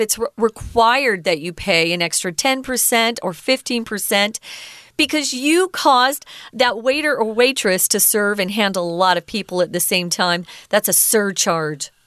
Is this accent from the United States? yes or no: yes; Mesa, Arizona, United States; I'm connected to Phoenix, Arizona. I'm from Mesa